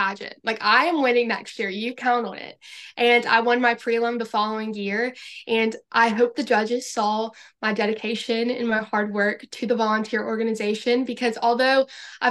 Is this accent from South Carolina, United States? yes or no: yes; Florence, South Carolina, United States; I am from Florence, South Carolina